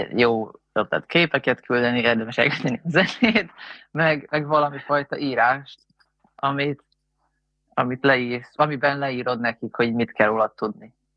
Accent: Hungary; magyarok vagyunk

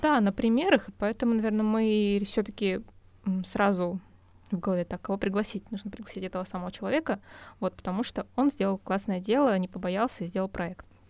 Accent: Altai Krai, Russia; now in Gorno-Altaysk, Russia; Мы хоть и с Никитой не местные, мы из Алтайского края

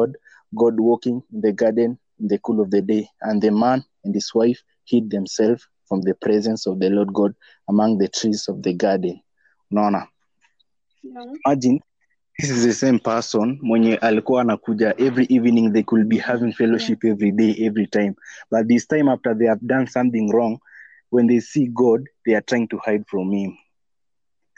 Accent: Western, Kenya; I'm from Western.

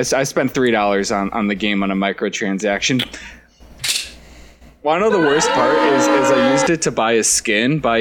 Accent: United States; I'm American

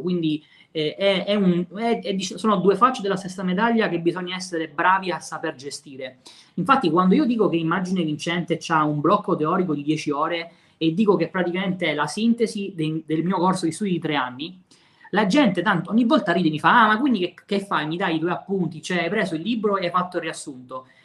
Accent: Messina, Sicily, Italy; anche io sono di Messina

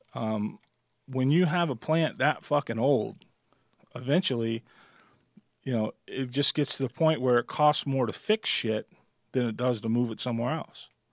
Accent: Midwest, United States; now in Nevada, United States; I'm from the Midwest and I always worked in machine shops

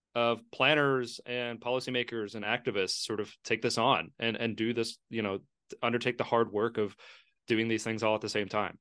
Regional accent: Lexington, Kentucky, United States; moved away; also born or lived in Queens, New York; my hometown of Lexington

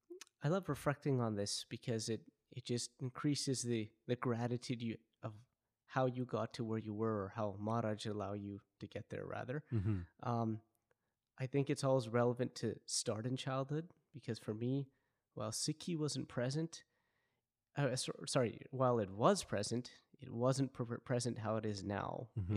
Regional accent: Vancouver, British Columbia, Canada; So like you had mentioned, I'm born and raised in Vancouver.

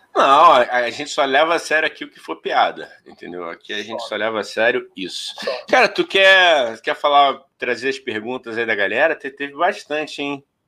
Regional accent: Rio de Janeiro, Brazil; a gente é carioca

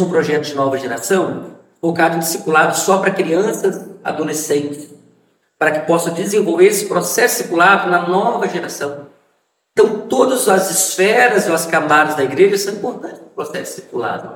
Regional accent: Vitória, Espírito Santo, Brazil; now in São Cristóvão, Brazil; Eu sou capixaba, sou de Vitória

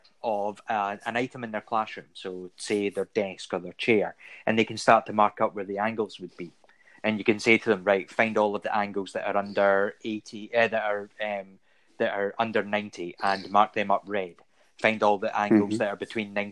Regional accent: United Kingdom; because I'm British, I say maths

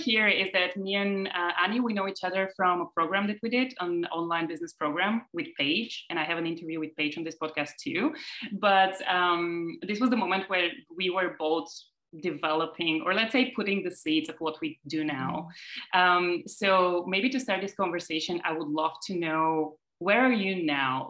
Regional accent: Bulgaria; moved away as an adult; also born or lived in Germany; now in Berlin, Germany; I was I think 19 when I moved from Bulgaria to Germany

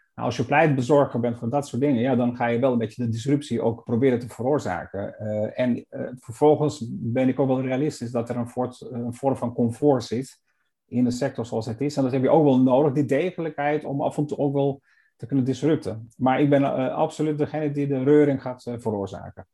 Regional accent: Ohrid, North Macedonia; now in Netherlands; het meer van Ochrid, waar ik geboren ben

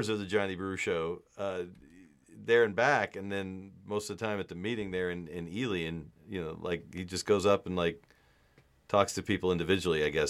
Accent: Hanau, Hesse, Germany; English is a second language; I'm from Hanau, West Germany, or Germany.

